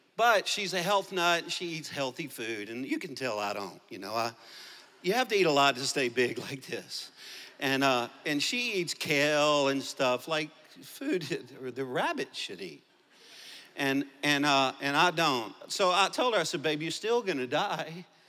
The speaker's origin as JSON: {"language": "English", "region": "Louisiana", "country": "United States", "accent": "Cajun", "moved": "yes", "lives_now": "Arkansas, United States", "said": "i'm a cajun from Louisiana. I live in Arkansas, two different places"}